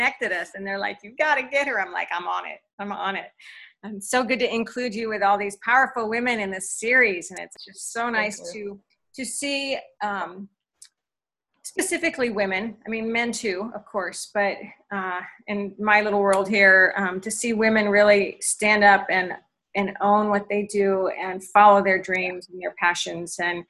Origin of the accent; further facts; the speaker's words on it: Portland, Oregon, United States; And I'm from Portland, Oregon, your global dance instructor and your transformational lifestyle coach, movement, momentum, and magic.